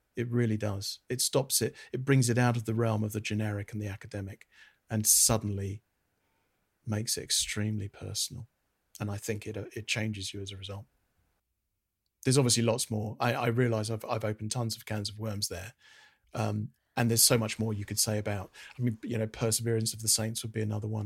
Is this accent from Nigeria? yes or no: no; United Kingdom; I'm a Brit.